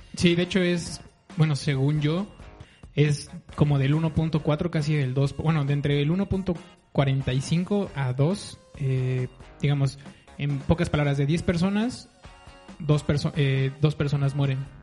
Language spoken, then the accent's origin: Spanish; Mexico City, Mexico; Yo soy chilango.